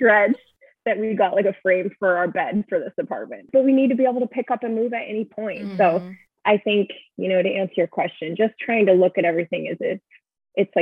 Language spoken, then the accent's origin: English; Arizona, United States; moved away as an adult; I was born and raised in Arizona and I have a great friend group there